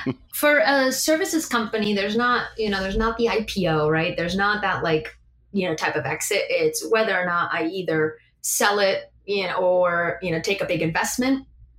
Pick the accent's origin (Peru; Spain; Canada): Spain; Madrid, Community of Madrid; now in Buenos Aires, Argentina; I grew up in Madrid and I want to be here.